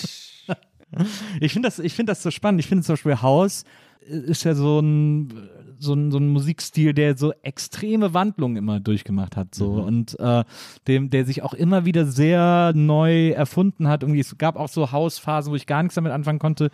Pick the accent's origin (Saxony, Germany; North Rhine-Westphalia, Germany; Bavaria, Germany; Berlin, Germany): North Rhine-Westphalia, Germany; Cologne; Köln, ich komme ja aus Köln